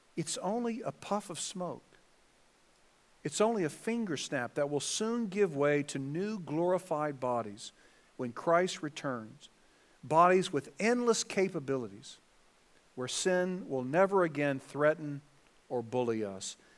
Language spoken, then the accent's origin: English; Southern California, United States; I was from Southern California